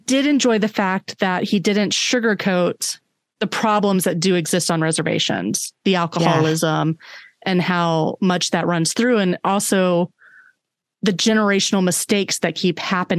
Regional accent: Orlando, Florida, United States; moved away as an adult; also born or lived in San Diego / Fargo; now in Minneapolis, United States; I grew up in Orlando, which Florida has a lot of native land. I went to college in San Diego, a lot of native land, you know, Fargo, you know, and now Minneapolis

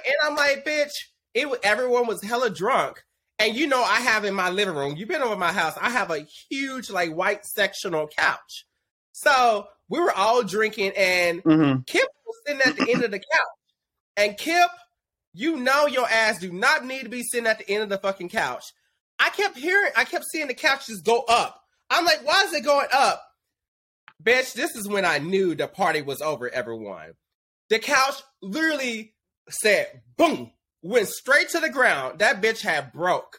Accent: Dallas, Texas, United States; now in Los Angeles, United States; my hometown of Dallas

